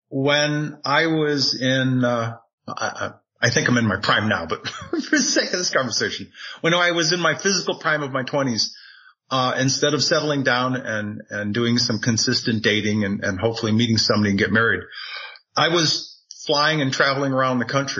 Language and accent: English; New England, United States; moved away as an adult; also born or lived in Tucson, Arizona; now in Sedona, United States; born and raised in New England